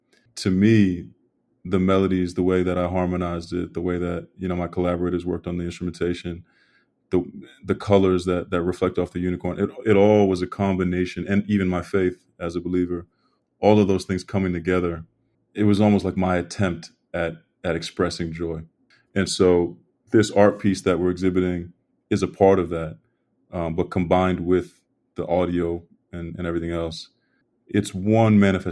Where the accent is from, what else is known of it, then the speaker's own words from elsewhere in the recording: Brockton, Massachusetts, United States; I'm from Brockton, Massachusetts